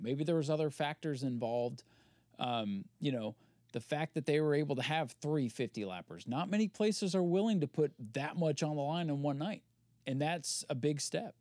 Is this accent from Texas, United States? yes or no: no; Maine, United States; moved away; also born or lived in Florida; in my home state.